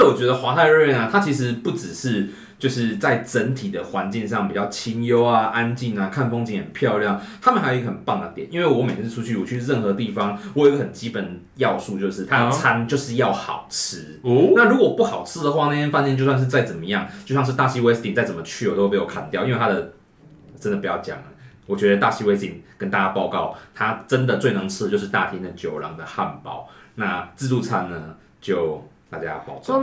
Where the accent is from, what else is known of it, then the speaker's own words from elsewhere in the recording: Pingtung County, Taiwan; 屏东人这么觉得啊